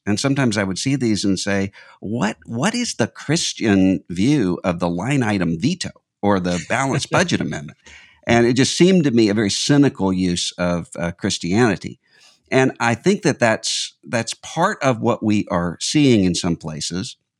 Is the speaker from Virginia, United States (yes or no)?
no; Mississippi, United States; a Southern comedian from my home state of Mississippi